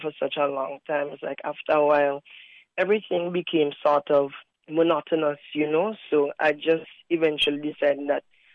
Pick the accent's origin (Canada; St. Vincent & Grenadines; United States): St. Vincent & Grenadines; moved away as an adult; also born or lived in Trinidad and Tobago; now in Taiwan; I was born in Trinidad and Tobago, so I was basically back home. As much as I grew up in St. Vincent and the Grenadines